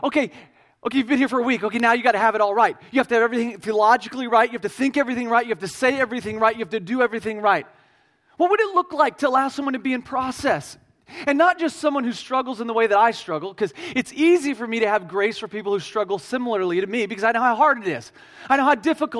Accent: Midwest Missouri, United States; I'm from Midwest Missouri. We have hills and cows and not very many people

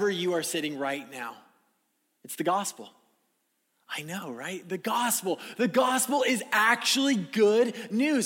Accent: California, United States; moved away; I was living in California, my hometown

